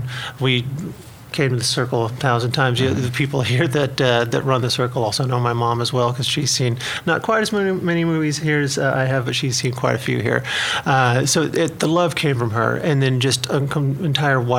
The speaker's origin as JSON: {"language": "English", "town": "Ramona", "region": "Oklahoma", "country": "United States", "tie": "born or raised there", "said": "I am from a tiny little town as you head that way called Ramona"}